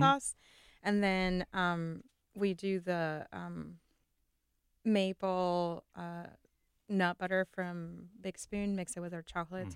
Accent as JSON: {"language": "English", "country": "Venezuela", "moved": "yes", "said": "I'm from Venezuela"}